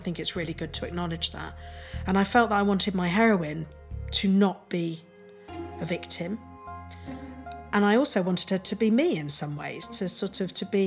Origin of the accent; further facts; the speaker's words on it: England, United Kingdom; I was born in England to a loving, stable family.